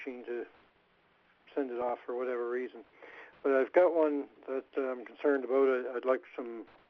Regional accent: Raleigh, North Carolina, United States; Raleigh, North Carolina.

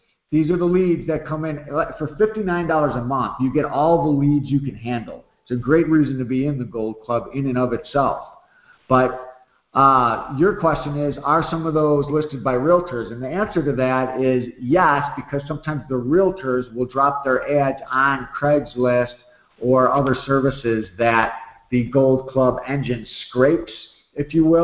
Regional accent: Chicago, Illinois, United States; moved away; I grew up over there. I was on 67th and South Shore

